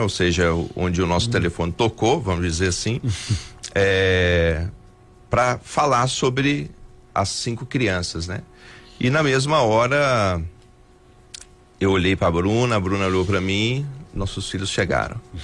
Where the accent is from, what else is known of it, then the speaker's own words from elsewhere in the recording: Montes Claros, Minas Gerais, Brazil; moved away as an adult; now in Belo Horizonte, Brazil; eu sou natural aqui de Montes Claros, uhum. né? Eu nasci aqui, fui criado aqui em Montes Claros